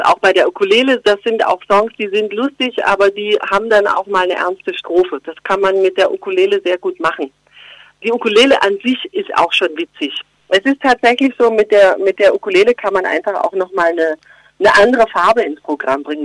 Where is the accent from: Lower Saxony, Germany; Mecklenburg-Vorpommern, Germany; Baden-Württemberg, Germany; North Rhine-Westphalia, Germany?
Baden-Württemberg, Germany; Geislingen an der Steige; accent: Swabian; now in Berlin, Germany; bei uns schätzt man Schwäbisch, klar, natürlich, in Geislingen an der Steige